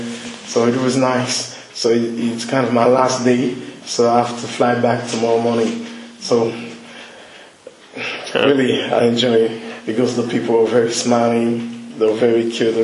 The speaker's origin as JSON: {"language": "English", "country": "Haiti", "said": "I'm from Haiti. It's very hot."}